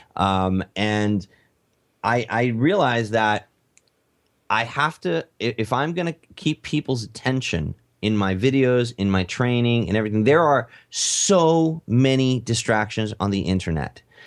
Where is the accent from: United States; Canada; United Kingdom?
United States; I'm American